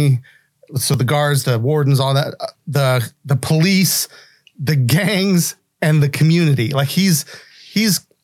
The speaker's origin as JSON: {"language": "English", "region": "West Virginia", "country": "United States", "said": "I'm from West Virginia"}